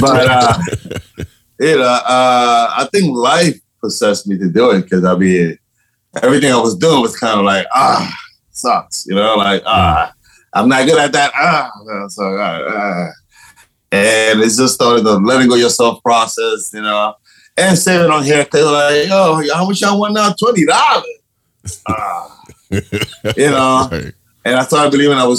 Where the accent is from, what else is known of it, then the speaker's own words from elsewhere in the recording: Panama; first language Spanish; English is a second language; now in New York, United States; I'm originally from Panama. I'm originally from Panama.